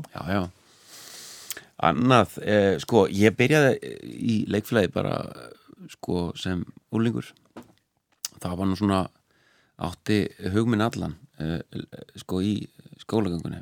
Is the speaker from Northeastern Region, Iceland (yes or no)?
no; Reykjavík, Capital Region, Iceland; also born or lived in Hlíðar, Reykjavík; ólst upp í Breðolti seljakverðinu og um, fluttist í hlýðarnar